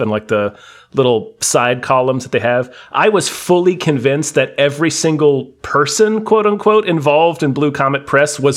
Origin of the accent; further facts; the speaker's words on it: Hampton Roads, Virginia, United States; we had a science museum local to where I grew up in Hampton Roads called Nauticus